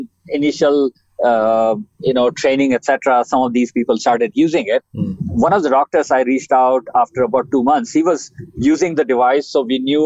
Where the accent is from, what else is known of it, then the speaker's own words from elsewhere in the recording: India; moved away as an adult; also born or lived in Australia / Canada / United States; I was born in India.